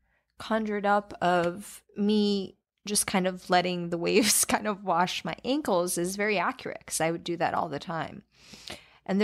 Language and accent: English; Albania; moved away; I was born in Albania, and I lived really close to the beach while I was there.